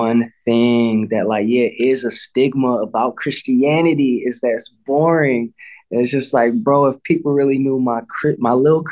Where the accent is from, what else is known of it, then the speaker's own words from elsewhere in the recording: Midwest, United States; I don't speak because I'm American.